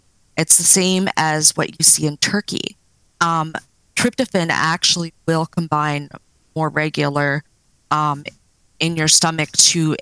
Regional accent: Nova Scotia, Canada; moved away as an adult; now in British Columbia, Canada; I grew up in Nova Scotia on the East Coast, and then I just sort of branched out here about 17 years ago

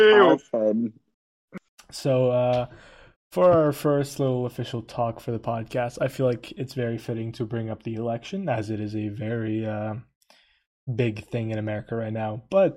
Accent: Turkey; now in Pennsylvania, United States; I'm originally from Turkey, and now I live in Pennsylvania, and I'm 18.

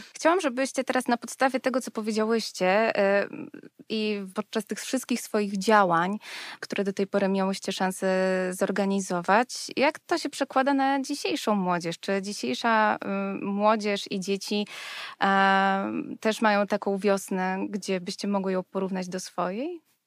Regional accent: Warsaw, Masovian Voivodeship, Poland; Sama wychowałam się na warszawskiej Pradze

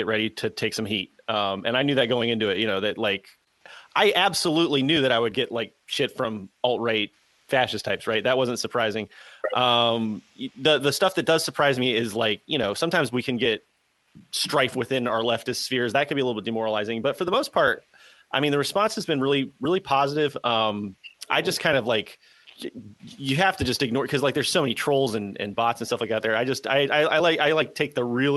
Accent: Southeast United States, United States; I'm from the Southeast United States

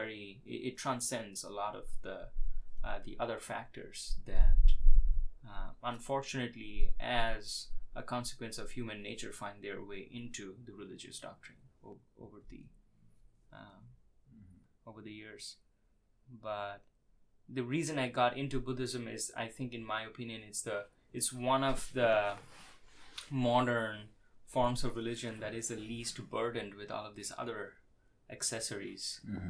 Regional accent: India; I was born in India

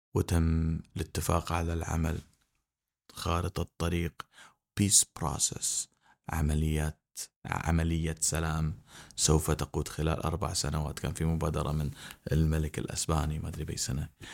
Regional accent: Kuwait; احنا ككويتيين

